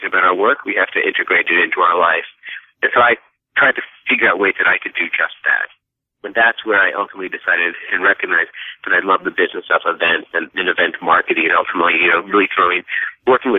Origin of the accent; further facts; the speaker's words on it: Dallas, Texas, United States; moved away as an adult; also born or lived in North Carolina / New York City; I was born and raised in Dallas, Texas